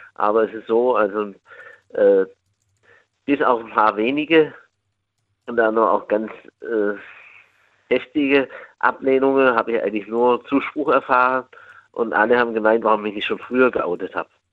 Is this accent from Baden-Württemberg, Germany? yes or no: yes; near Stuttgart, Baden-Württemberg, Germany; aus Baden-Württemberg